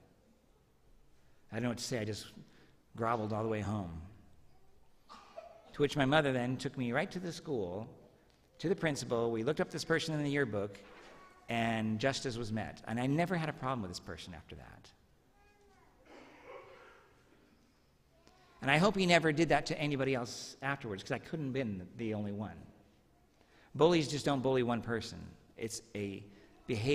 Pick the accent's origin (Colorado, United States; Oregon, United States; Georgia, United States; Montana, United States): Oregon, United States; Medford; When I was a third grader, I was walking home from Jefferson Elementary in Medford